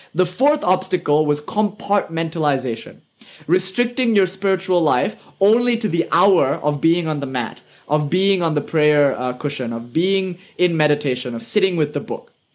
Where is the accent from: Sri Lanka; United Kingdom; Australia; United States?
United Kingdom; accent: British; my British accent